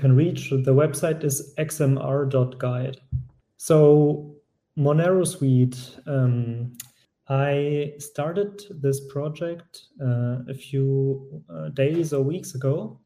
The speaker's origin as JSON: {"language": "English", "country": "Germany", "said": "I'm from Germany"}